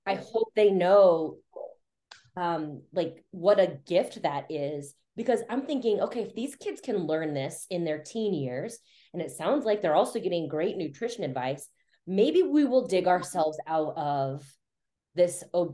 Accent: Kansas City, United States; I'm from Kansas City

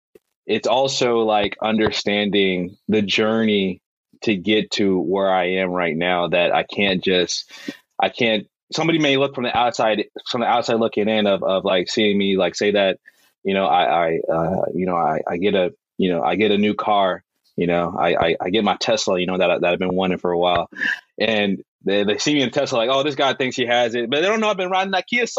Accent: Texas, United States; moved away as an adult; now in Alabama, United States; I'm a Texan.

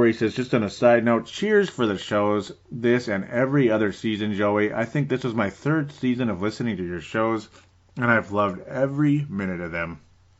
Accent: New Zealand; when I used to accidentally say … from Australia, it's like, actually, I'm from New Zealand.

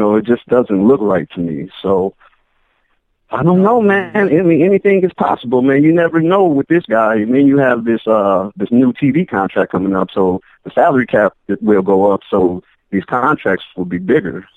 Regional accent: Minnesota, United States; I'm from Minnesota

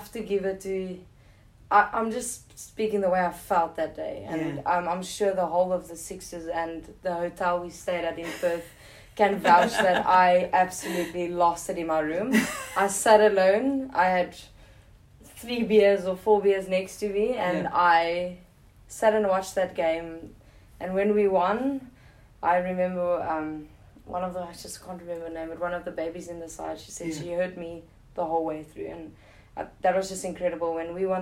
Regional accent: South Africa

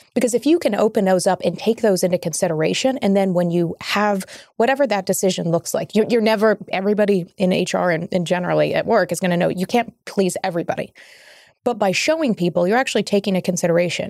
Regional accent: Kentucky, United States; my home state of Kentucky

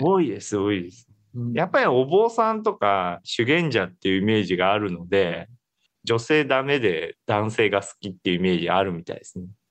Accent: Kansai, Japan; 私関西の人間なので

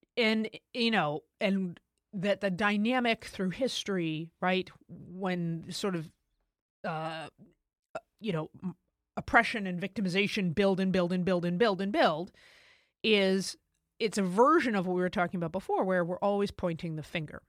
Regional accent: United States; as an American

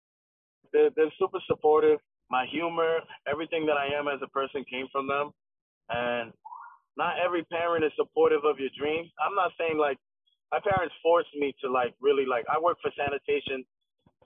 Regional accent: New York City, New York, United States; In Williamsburg. Okay. My whole life.

